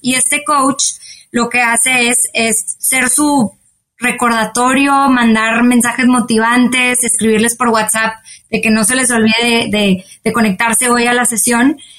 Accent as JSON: {"language": "Spanish", "town": "Monterrey", "region": "Nuevo León", "country": "Mexico", "said": "soy de Monterrey, México."}